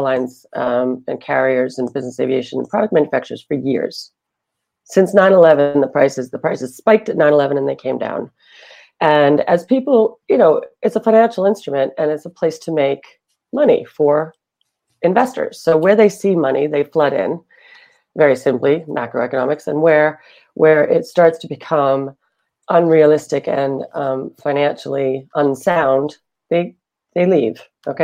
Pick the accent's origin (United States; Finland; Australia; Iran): United States; Boston, Massachusetts; moved away as an adult; now in London, United Kingdom; I'm from Boston